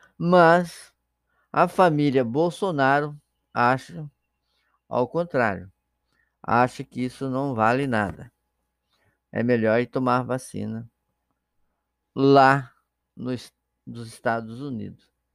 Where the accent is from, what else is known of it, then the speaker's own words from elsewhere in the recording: Brazil; nós brasileiros